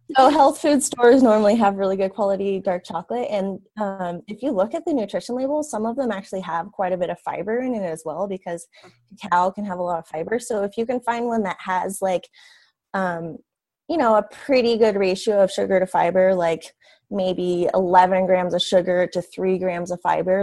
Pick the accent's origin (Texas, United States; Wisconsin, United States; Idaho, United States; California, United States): California, United States; Quincy; also born or lived in Chico, California; we moved back to our hometown which is a really small town in the mountains in california quincy california